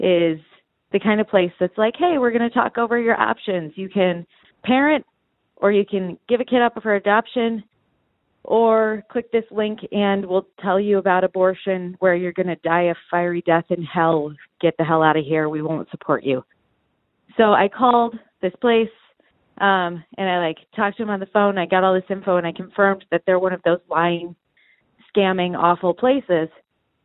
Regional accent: Midwest, United States; I'm from the Midwest

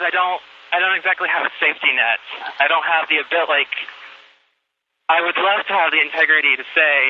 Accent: the South, United States; now in Utah, United States; I grew up in the South.

